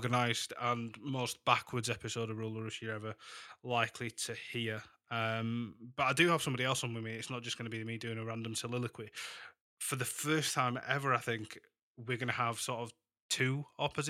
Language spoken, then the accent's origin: English; Huddersfield, Yorkshire and the Humber, United Kingdom; also born or lived in Leeds; having been born and raised in Huddersfield and lived in Leeds all my life